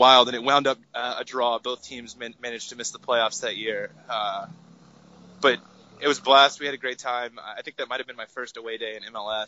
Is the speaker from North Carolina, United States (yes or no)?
yes; Raleigh, North Carolina, United States; moved away; That's my hometown team. I used to live in Raleigh, had tickets, went to those games.